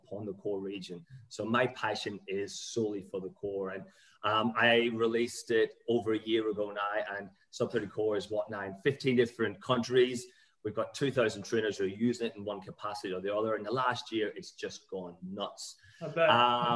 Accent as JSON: {"language": "English", "country": "Ireland", "tie": "born or raised there", "said": "I grew up in Ireland"}